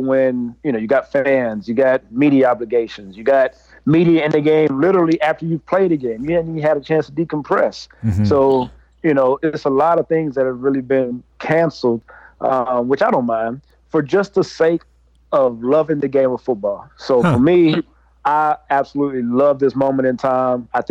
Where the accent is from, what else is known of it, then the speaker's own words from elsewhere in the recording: Mahare, Texas, United States; moved away; Mahare, my hometown, Mahare, Texas